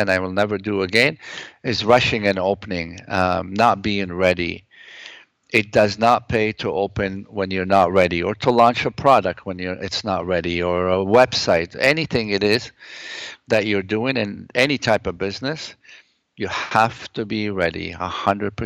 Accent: Lebanon; now in Toronto, Canada; I come from the Middle East. I come from Lebanon

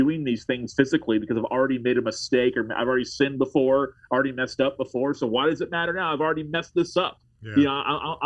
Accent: Tallahassee, Florida, United States; I live in Tallahassee, Florida, pastoring in my hometown

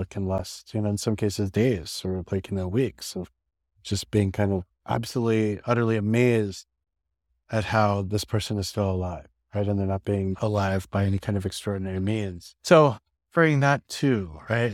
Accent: New York City, New York, United States; I live in New York City, I grew up in New York City

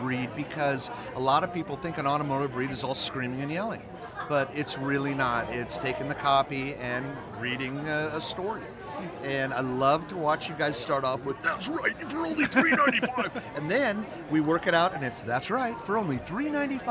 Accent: San Antonio, Texas, United States; in my hometown of San Antonio

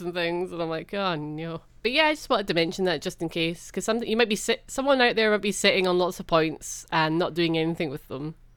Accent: Edinburgh, Scotland, United Kingdom; I grew up in Edinburgh

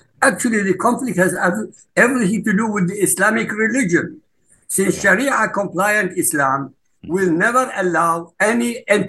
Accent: Iraq; Look, I come from Iraq. I come from the Middle East. I know the background.

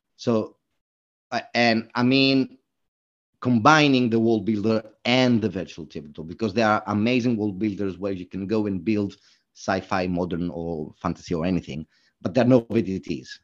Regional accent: Greece; moved away as an adult; now in London, United Kingdom; I'm originally from Greece

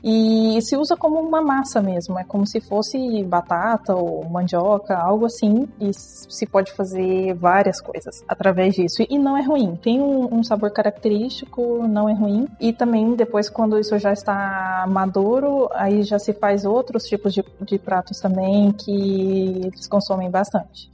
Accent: Brazil; moved away as an adult; now in Ecuador; eu sou do Brasil

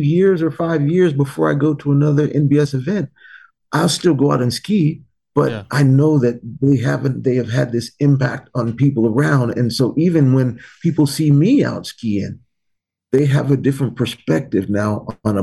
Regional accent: United States; I grew up here in the United States.

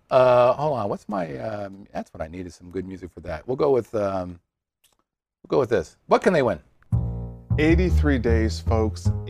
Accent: Poughkeepsie, New York, United States; from Poughkeepsie.

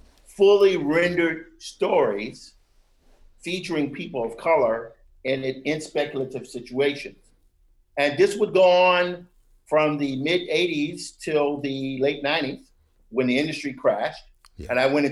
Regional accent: Mississippi, United States; I'm from Mississippi, I have older siblings

